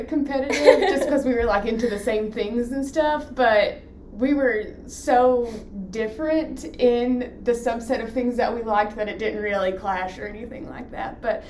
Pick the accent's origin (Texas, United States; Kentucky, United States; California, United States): Kentucky, United States; Whitesburg; I'm a second year medical student, and I'm from Whitesburg, Kentucky.